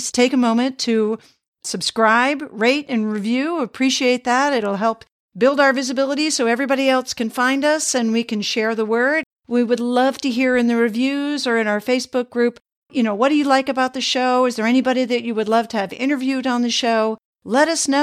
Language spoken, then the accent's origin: English; United States; moved away as an adult; also born or lived in Europe / Sweden